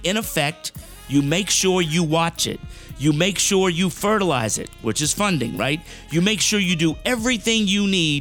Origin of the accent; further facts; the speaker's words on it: South Florida, United States; I grew up in South Florida